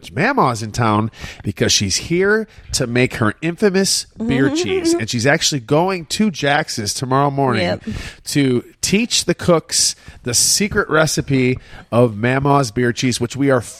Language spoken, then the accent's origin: English; Shelby Township, Michigan, United States; I grew up in Shelby Township, Michigan.